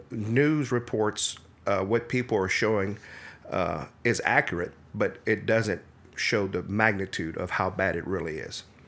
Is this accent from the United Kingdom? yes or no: no; Midland, Louisiana, United States; Actually, I'm from Acadia Parish, a little town called Midland, Louisiana.